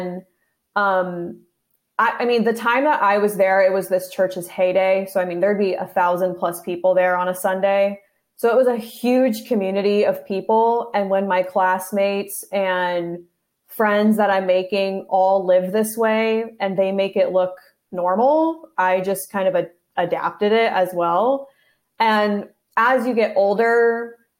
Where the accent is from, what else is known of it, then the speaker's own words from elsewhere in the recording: Wildomar, California, United States; I grew up in Riverside County, which is right next to Orange County, in a little town called Wildomar